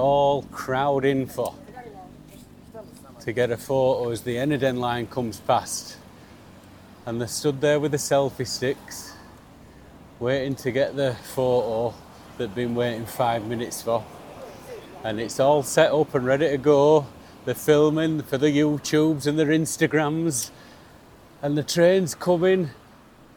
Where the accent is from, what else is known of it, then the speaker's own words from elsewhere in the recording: Yorkshire and the Humber, United Kingdom; moved away; as a Yorkshireman